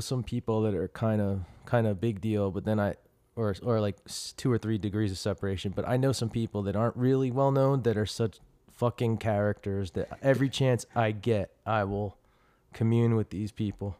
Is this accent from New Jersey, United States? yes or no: yes; Trenton, New Jersey, United States; now in Chandler, United States; I came from Trenton, New Jersey and, uh, you know, I came from, like, blue collar beginnings